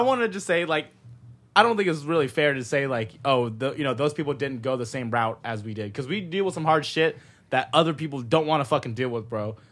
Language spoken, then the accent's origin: English; Modesto, California, United States; born or raised there; moved away as an adult; also born or lived in San Jose, California; now in Los Angeles, United States